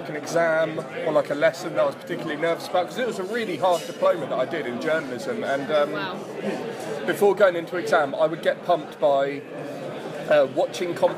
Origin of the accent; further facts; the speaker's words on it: West Sussex, South East England, United Kingdom; the scene that I grew up in West Sussex